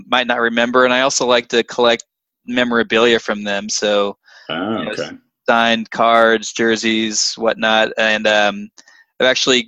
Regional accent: Dallas, Texas, United States; born and raised in Dallas

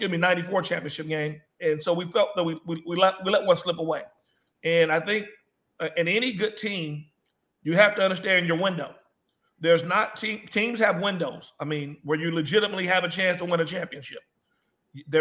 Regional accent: Los Angeles, California, United States; I'm from Los Angeles

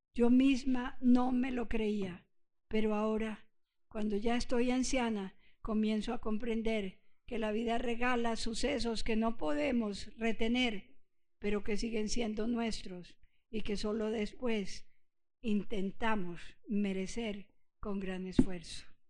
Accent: Antioquia, Colombia; also born or lived in Puerto Rico; yo soy antioqueña. Mi madre es antioqueña, yo me crié aquí

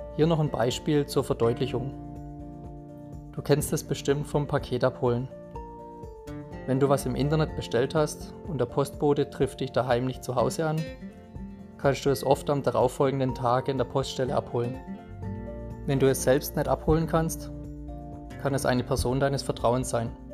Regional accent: Kreuzheim, Germany; Als gebürtiger Kreuzheimer

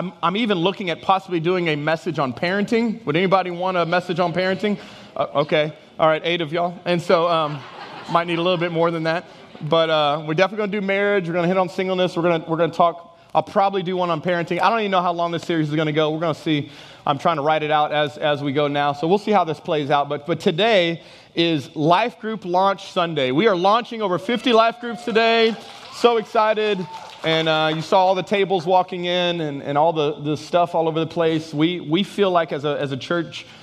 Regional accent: Texas, United States; moved away as an adult; also born or lived in Houston, Texas / Dallas, Texas / Lafayette, Louisiana / Welsh, Louisiana; now in Louisiana, United States; I'm from Texas originally

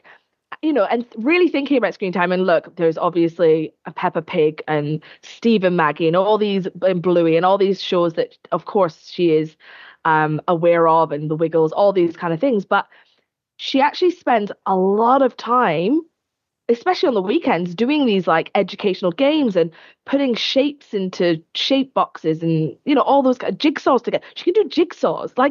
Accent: Scotland, United Kingdom; I'm clearly Scottish

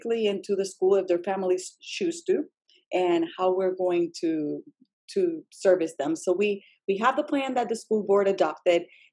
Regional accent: Puerto Rico; English is a second language; moved away as an adult; now in Virginia, United States; I am an English learner myself, being born and raised in Puerto Rico with all of my schooling there

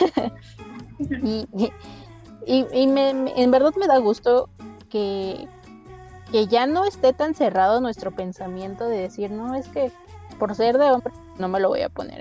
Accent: Mexico; nosotros como mexicanos

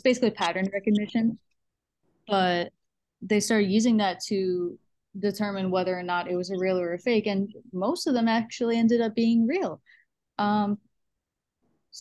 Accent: New York, United States; moved away; I'm originally from New York

